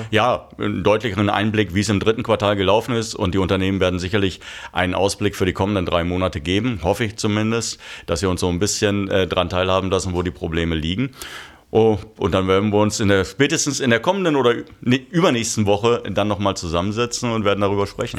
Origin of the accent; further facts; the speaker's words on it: Germany; als Deutsche